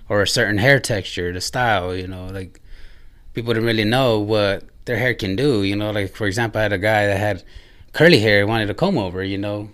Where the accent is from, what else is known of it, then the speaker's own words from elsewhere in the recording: Ontario, California, United States; moved away as an adult; also born or lived in Redwood City, California; now in Indiana, United States; I moved, uh, started about maybe grade school, elementary in Southern California, in Ontario. So that's where I grew up and spent most of my life there